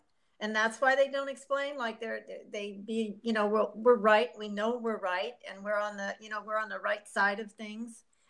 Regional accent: Wisconsin, United States; now in Bloomington, United States; I know this area, I'm not from here. Actually, you and I have a background in common. We're both from Wisconsin.

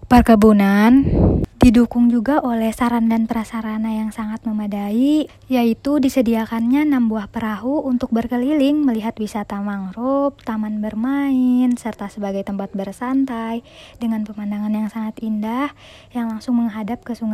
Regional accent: Tanah Grogot, East Kalimantan, Indonesia; Kemudian lanjut membahas mengenai potensi desa di daerah saya. Berlokasi di Tanah Grogot adalah sebuah kecamatan di Kabupaten Pasir, Kalimantan Timur, Indonesia.

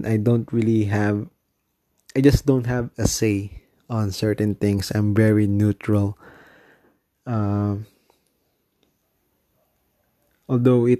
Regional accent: Philippines; I'm from the Philippines.

